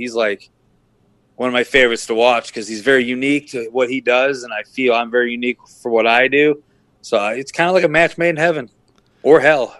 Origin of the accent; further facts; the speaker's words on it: Missouri, United States; also born or lived in Hartford, Connecticut / Massachusetts; But my roots since probably sixth grade have been in Missouri.